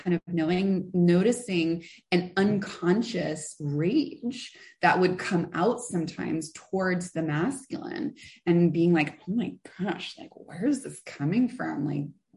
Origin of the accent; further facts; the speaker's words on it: San Francisco, California, United States; born and raised in San Francisco, like actually San Francisco, not outside the city